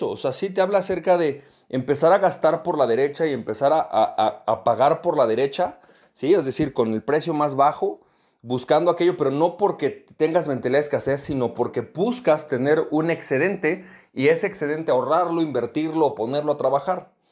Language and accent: Spanish; Venezuela; moved away; ¿cómo le hago para poder recuperar ese nivel que yo tenía en mi país de origen, en Venezuela?